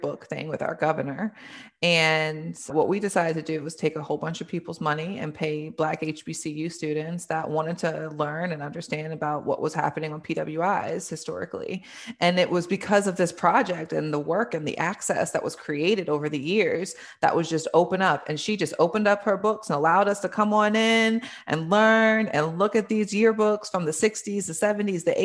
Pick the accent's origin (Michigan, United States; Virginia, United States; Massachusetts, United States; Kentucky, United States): Virginia, United States; Richmond; I grew up in Richmond. Richmond is my home